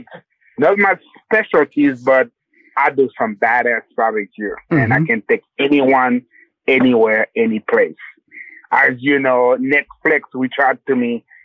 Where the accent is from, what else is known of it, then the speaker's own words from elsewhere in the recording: Haiti; Well, my background, I was born and raised in Haiti.